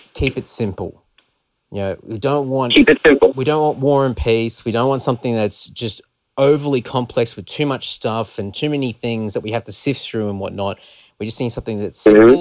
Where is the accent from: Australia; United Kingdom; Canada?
Australia; we're from Australia